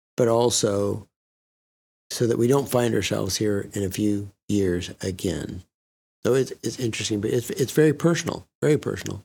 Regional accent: Sacramento, California, United States; I was born and raised in Sacramento

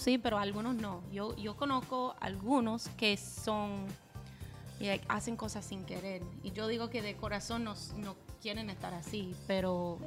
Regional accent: United States; Spanish is a second language; yo soy una gringa

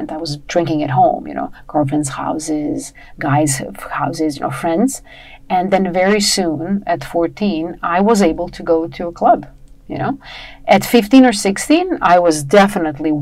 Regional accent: Serbia; moved away as an adult; I was born in Yugoslavia, right? At the time it was still Yugoslavia.

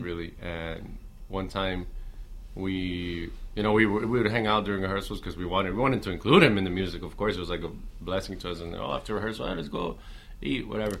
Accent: Miami, Florida, United States; I'm from Miami

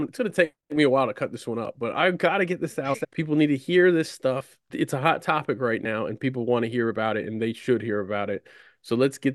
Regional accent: United States; I'm an American that does cricket stuff

